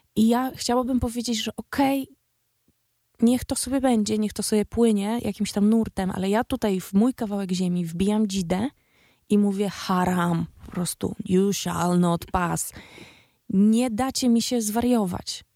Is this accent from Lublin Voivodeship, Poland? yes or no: no; Białystok / Łomża, Podlaskie Voivodeship, Poland; Ja sama jestem z, z Białego Stoku via Łomża, albo z Łomży via Białystok. Jestem z mniejszego miasta